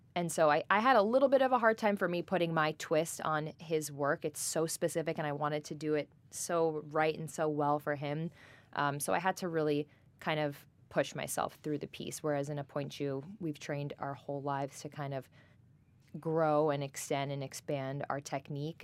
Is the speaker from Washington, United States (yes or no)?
no; Great Neck, New York, United States; I am originally from Great Neck, New York, born and raised in Long Island